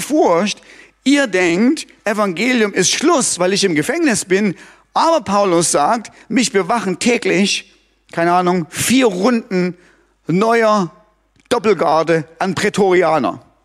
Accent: Germany; bei uns in Deutschland

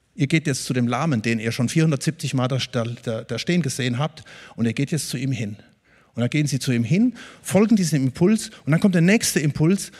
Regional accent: Germany

